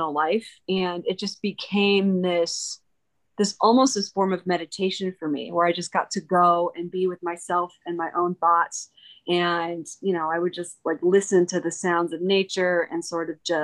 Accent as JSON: {"language": "English", "region": "Midwest", "country": "United States", "tie": "born or raised there", "also_born_or_lived": "Ogden, Utah", "moved": "yes", "lives_now": "Utah, United States", "said": "I grew up in the Midwest, where, you know, the coolest thing I saw was either cornfield or the Sears Tower"}